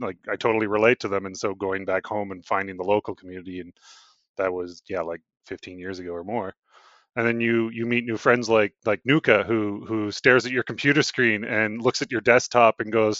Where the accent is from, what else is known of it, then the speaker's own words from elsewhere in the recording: the Prairies, Canada; also born or lived in Saskatchewan / Alberta; I have dual citizenship for both Alberta and Saskatchewan.